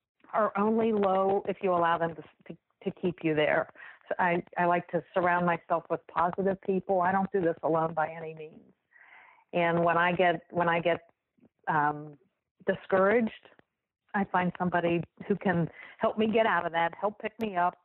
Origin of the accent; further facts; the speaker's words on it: Wheeling, West Virginia, United States; moved away as an adult; also born or lived in Ohio / New York; I was born and raised in Wheeling